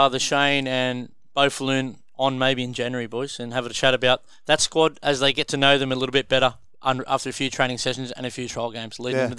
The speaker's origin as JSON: {"language": "English", "town": "Sydney", "region": "New South Wales", "country": "Australia", "tie": "born or raised there", "said": "growing up in this great area that me, Brownie, and Mave have been lucky enough to grow up in."}